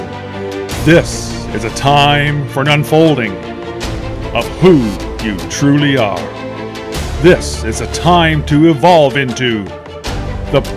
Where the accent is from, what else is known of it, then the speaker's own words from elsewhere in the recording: Canada; I'm a Canadian citizen